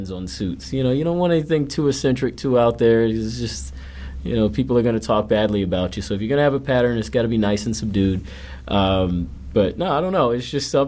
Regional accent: Atlanta, Georgia, United States; moved away as an adult; also born or lived in New York; now in Chicago, United States; Atlanta's probably not really number one for a lot of people, but it is for me just because that's where I'm from.

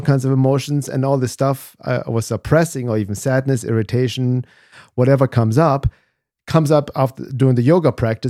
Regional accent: Germany; English is a second language; moved away as an adult; also born or lived in Los Angeles; obviously I'm from Germany. I came to the US in 1994 to Los Angeles to study drums and percussion. So I was kind of lost there as a little German kid there in his early 20s

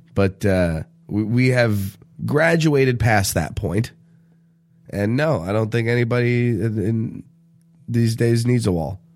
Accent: Southern California, United States; a Southern California boy

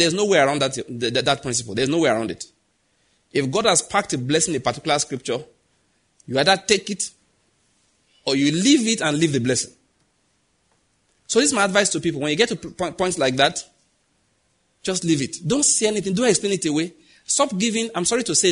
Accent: Ondo, Nigeria; I grew up in Ondo State.

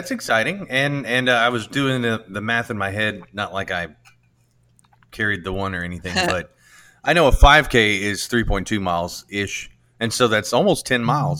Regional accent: United States

